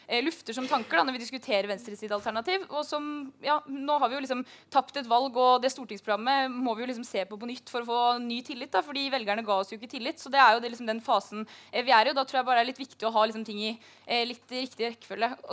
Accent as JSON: {"language": "Norwegian", "region": "Møre og Romsdal", "country": "Norway", "tie": "born or raised there", "said": "Jeg er oppvokst i Møre, Møre og Romsdal. Det høres bare ikke sånn ut. Jeg pleide å ta hurtigbåten til Trondheim når vi skulle på storbyferie. Og, og, der vokste jeg opp"}